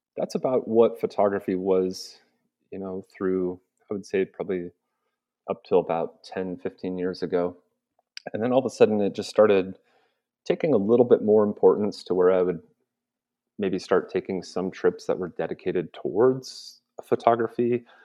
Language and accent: English; Montana, United States; I grew up in Western Montana. So, I mean, the outdoors were all over and around me every day.